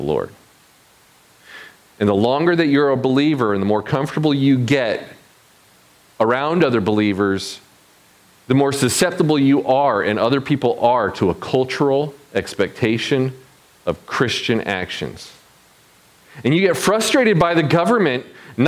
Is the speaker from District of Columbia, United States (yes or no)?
no; Michigan, United States; moved away; also born or lived in South Carolina / New York City; I moved from my Midwestern hometown down to the South